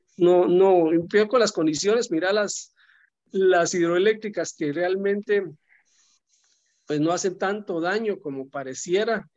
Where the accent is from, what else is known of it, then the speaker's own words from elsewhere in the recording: Guatemala; aquí en Guatemala